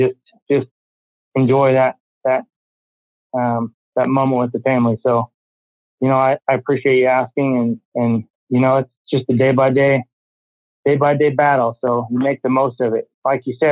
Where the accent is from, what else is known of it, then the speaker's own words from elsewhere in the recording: Iowa, United States; moved away as an adult; also born or lived in Colorado; I moved back to Iowa from Colorado last year